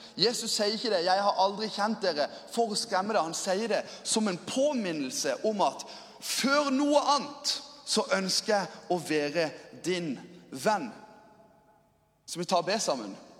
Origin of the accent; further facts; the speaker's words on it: Lyngdal, Agder, Norway; jeg kommer fra Lyngdal